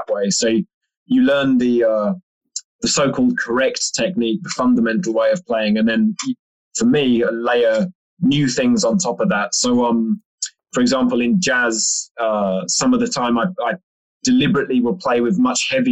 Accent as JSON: {"language": "English", "region": "London", "country": "United Kingdom", "said": "being a Londoner"}